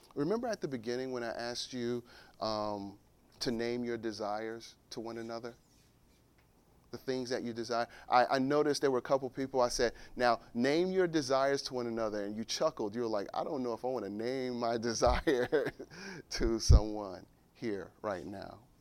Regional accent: Newark, New Jersey, United States; I was born and raised in Newark

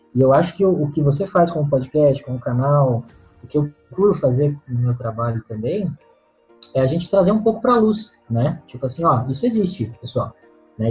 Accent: Pato Branco, Paraná, Brazil; eu nasci, é, cresci aqui, vivi minha vida toda em Pato Branco

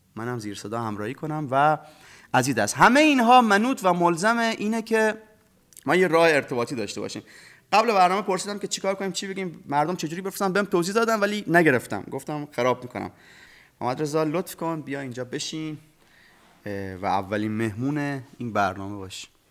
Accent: Bushehr, Bushehr Province, Iran; محله قدیمی که هم خونه بچگیام ببینه هم محله جذابتری از بوشهر بودن

